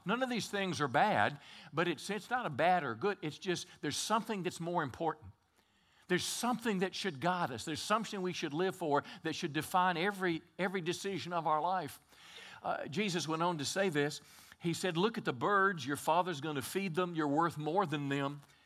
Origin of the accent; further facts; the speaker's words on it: Mississippi, United States; moved away as an adult; also born or lived in California; now in Texarkana, United States; I was raised in Mississippi. My dad was a farmer